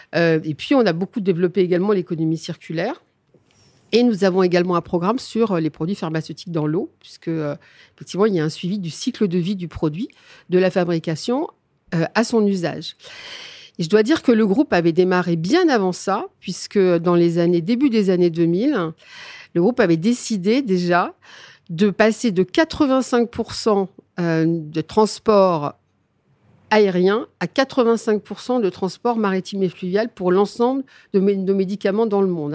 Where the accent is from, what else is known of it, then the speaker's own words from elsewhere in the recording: Neufchâteau, Grand Est, France; je suis des Vosgiennes. Je suis très exactement néocastrienne.